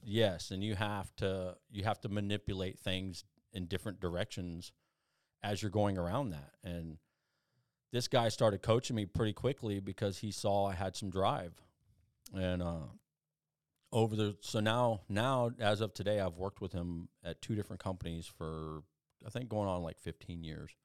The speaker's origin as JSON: {"language": "English", "region": "South Texas", "country": "United States", "tie": "born or raised there", "also_born_or_lived": "Phoenix, Arizona", "said": "I was born in Phoenix, um, but I left there when I was, like, three years old and went to South Texas"}